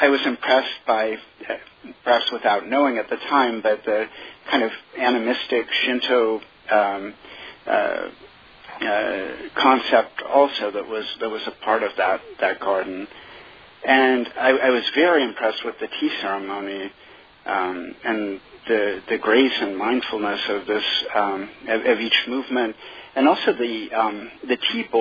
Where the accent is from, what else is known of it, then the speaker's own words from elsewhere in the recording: Eugene, Oregon, United States; moved away; also born or lived in Manhattan; I grew up on the West Coast. I grew up in Eugene, Oregon, which is a vibrant college town.